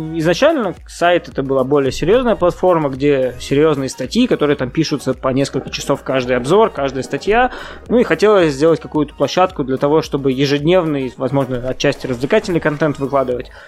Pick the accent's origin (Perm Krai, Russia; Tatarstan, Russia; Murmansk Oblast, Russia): Tatarstan, Russia; Kazan; я сам родом с Казани